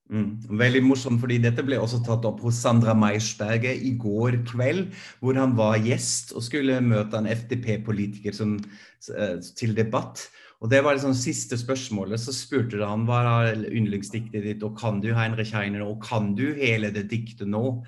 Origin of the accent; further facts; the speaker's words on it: Germany; now in Norway; jeg er fra Tyskland